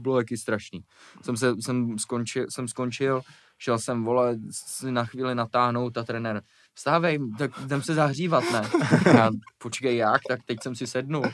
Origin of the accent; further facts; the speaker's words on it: Prague, Czechia; Když jsem byl malý, jak jsme bydleli na Žižkově, hmm. potom jsme se přestěhovali za Prahu a pak jsem se přestěhoval jako zase do Prahy